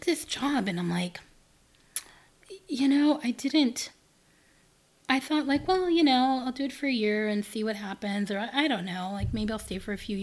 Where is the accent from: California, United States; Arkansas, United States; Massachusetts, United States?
California, United States; Los Angeles; moved away; I was raised in South Central